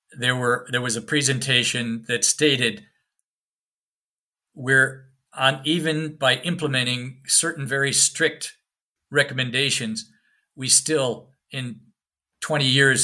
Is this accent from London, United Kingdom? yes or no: no; Scotland, United Kingdom; Can't help you get to Renfield Street because I'm from Northern Scotland. I'm not really from here.